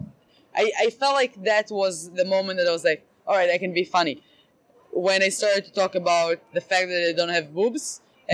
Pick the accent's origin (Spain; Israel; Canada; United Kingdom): Israel; English is a second language; now in Boston, United States; I'm from Israel and I'm living the American dream